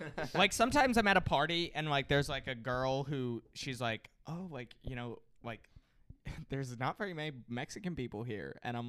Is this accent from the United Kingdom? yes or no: no; India; Like, I'm Indian. I could talk shit about Indian people to some extent.